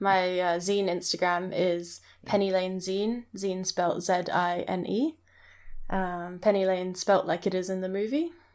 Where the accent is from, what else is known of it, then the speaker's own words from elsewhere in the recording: Hong Kong; moved away; also born or lived in Scotland; I grew up in Hong Kong, but I went to boarding school in Scotland